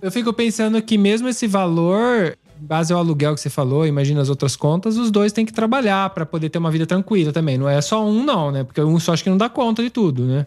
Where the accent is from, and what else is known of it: São Paulo, Brazil; moved away as an adult; now in Italy